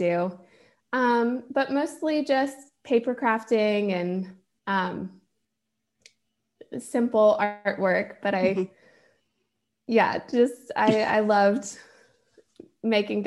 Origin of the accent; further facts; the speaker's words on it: Georgia, United States; I'm in Georgia and I grew up in Georgia